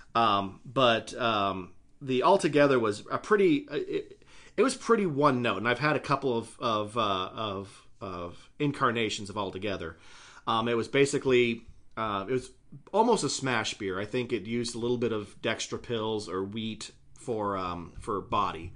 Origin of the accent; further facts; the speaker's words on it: Idaho, United States; my home state, while having stupid ass, uh, alcohol laws, not as bad as they could be